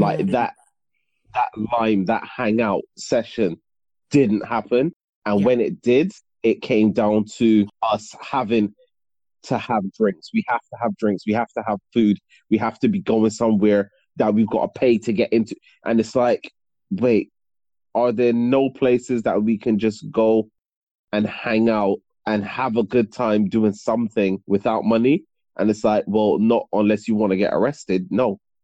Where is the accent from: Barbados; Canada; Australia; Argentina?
Barbados; moved away; also born or lived in United Kingdom; I moved there when I was six